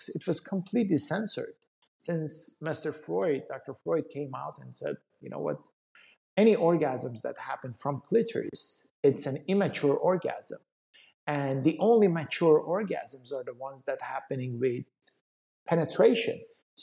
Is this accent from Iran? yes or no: yes; Iran; moved away as an adult; my background is I come from Iran. So I grew up in Iran. I went to medical school back in Iran.